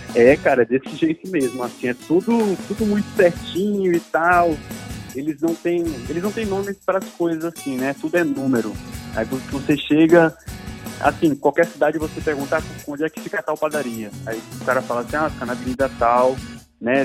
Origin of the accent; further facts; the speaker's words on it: São Luís, Maranhão, Brazil; moved away as an adult; now in Brasília, Brazil; eu sou maranhense, nascido e criado em São Luís, Ilha do Amor, Ilha do Reggae. E atualmente eu estou em Brasília